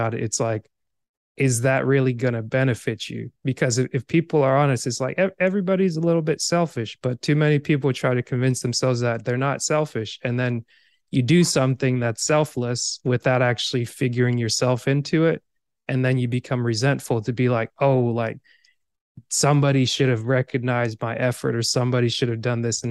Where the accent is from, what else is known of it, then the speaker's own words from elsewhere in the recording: Georgia, United States; also born or lived in Cameroon; I grew up in Georgia for the most part, but at the same time, I'm also immigrated to America. Like, this year will be 24 years, 25 years. I'm originally from Cameroon